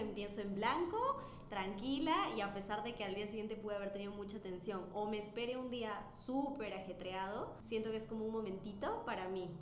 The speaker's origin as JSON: {"language": "Spanish", "country": "Peru", "moved": "yes", "said": "soy fisioterapeuta de Lejano Perú"}